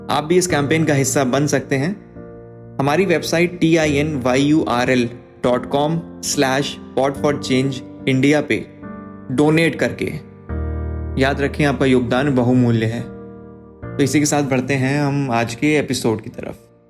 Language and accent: Hindi; Kanpur, Uttar Pradesh, India; हमारे शहर कानपुर